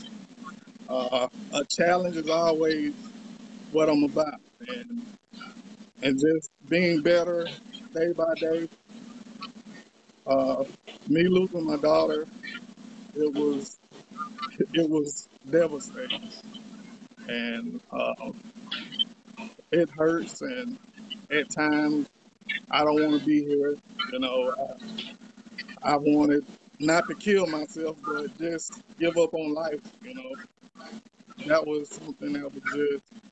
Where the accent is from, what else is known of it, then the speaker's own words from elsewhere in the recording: Columbia, Mississippi, United States; I'm from Columbia, Mississippi